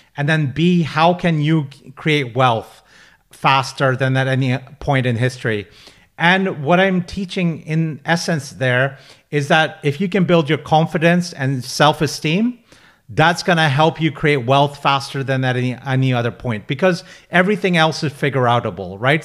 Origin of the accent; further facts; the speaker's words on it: Pakistan; now in United Kingdom; I'm a British Pakistani. I'm a first generation immigrant to the U K.